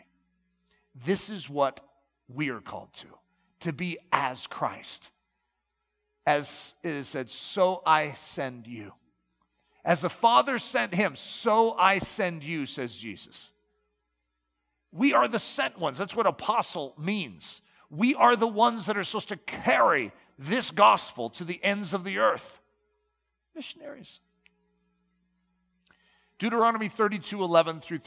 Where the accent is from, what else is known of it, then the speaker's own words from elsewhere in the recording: United States; our first identification is not that we are American